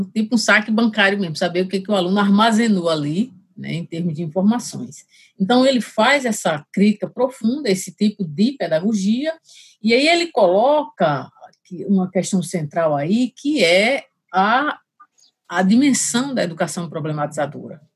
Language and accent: Portuguese; Angicos, Rio Grande do Norte, Brazil; also born or lived in Rio de Janeiro; eu sou natural do Rio Grande do Norte, né? cidade de Angicos